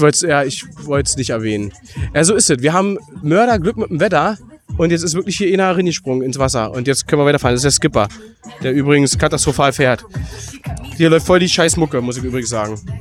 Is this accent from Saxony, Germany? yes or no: yes; Saxony, Germany; Ich bin Sachse und wohne in Dresden.